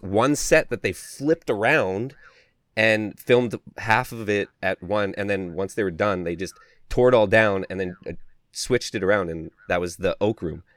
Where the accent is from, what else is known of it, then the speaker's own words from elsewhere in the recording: Canada; I'm from Canada